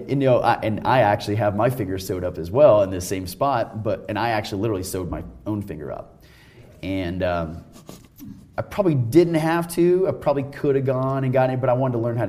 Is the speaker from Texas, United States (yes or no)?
yes; Texas, United States; moved away as an adult; now in Colorado, United States; I'm actually not in Texas anymore. I'm in Colorado, but I'm from Texas